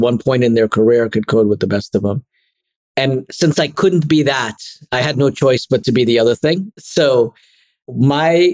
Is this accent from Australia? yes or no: no; Trinidad & Tobago; moved away as an adult; also born or lived in Connecticut; now in São Paulo, Brazil; I was born and grew up through university, through college in Trinidad and Tobago.